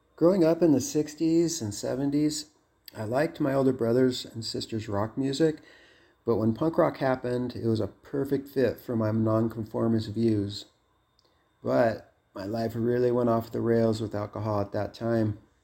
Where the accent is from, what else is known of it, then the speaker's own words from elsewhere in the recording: Los Angeles, California, United States; also born or lived in Seattle; I was born in Seattle in nineteen sixty, the youngest of seven kids, but we moved to Los Angeles when I was around kindergarten age